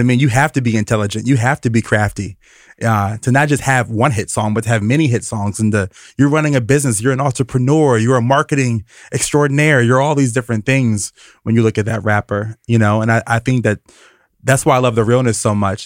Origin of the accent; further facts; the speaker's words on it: Richmond, Virginia, United States; I'm from Richmond, Virginia